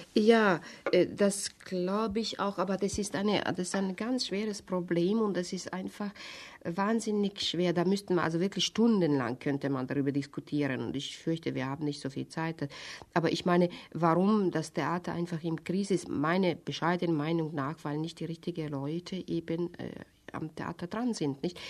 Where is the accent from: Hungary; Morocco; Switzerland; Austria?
Hungary; German is a second language; moved away as an adult; now in Germany; Ich komme aus Ungarn, ich habe nie Deutsch gelernt